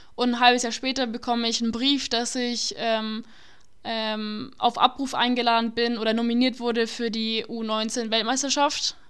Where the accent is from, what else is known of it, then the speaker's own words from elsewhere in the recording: Nuremberg, Bavaria, Germany; ich bin eine äh, gebürtige Nürnbergerin, ich bin immer hier aufgewachsen